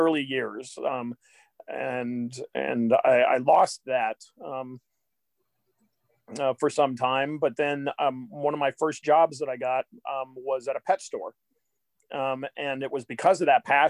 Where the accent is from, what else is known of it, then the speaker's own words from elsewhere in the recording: Athens, Ohio, United States; now in Kansas City, United States; I grew up in Athens, Ohio